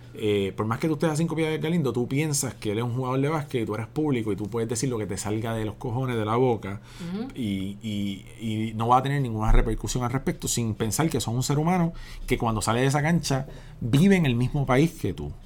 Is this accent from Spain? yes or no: no; Puerto Rico; soy un puertorriqueño que se crió en el barrio Pájaro